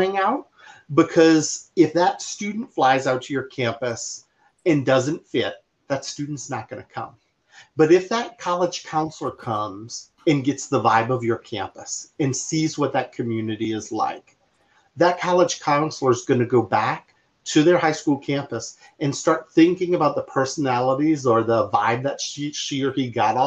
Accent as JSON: {"language": "English", "town": "New Orleans", "region": "Louisiana", "country": "United States", "tie": "born or raised there", "moved": "as an adult", "lives_now": "San Diego, United States", "said": "I'm born and raised in New Orleans"}